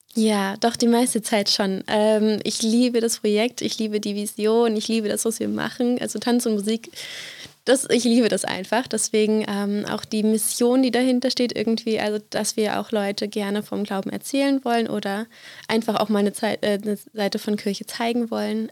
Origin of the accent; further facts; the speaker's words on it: East Brandenburg, Germany; moved away; ich bin aufgewachsen in Ostbrandenburg, ja. ähm, in verschiedenen Städten bzw. Dörfern.